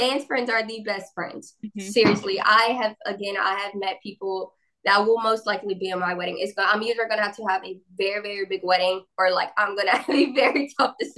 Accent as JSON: {"language": "English", "area": "Brusly", "region": "Louisiana", "country": "United States", "tie": "born or raised there", "said": "I'm from Burley, Louisiana, which is a very, very, very small town in Louisiana."}